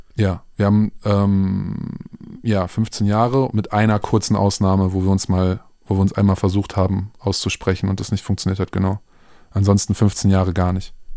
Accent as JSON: {"language": "German", "town": "Minden", "region": "North Rhine-Westphalia", "country": "Germany", "tie": "born or raised there", "moved": "yes", "lives_now": "Berlin, Germany", "said": "Minden meine Heimatstadt"}